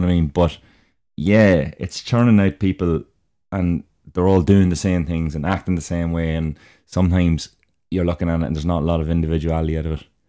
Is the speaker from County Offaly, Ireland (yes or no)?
no; Dundalk, County Louth, Ireland; I'm from Dundalk